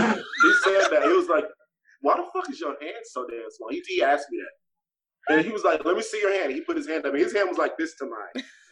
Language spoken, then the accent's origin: English; Las Vegas, Nevada, United States; also born or lived in Okinawa; I was like, I'm kind of from Vegas, but, you know, I grew up in other places.